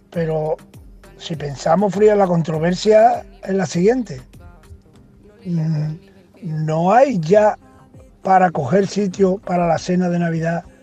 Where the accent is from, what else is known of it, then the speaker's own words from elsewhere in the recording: Seville, Andalusia, Spain; Buenas, eh … de Sevilla y yo es que sigo cobrando lo mismo que hace 20 años.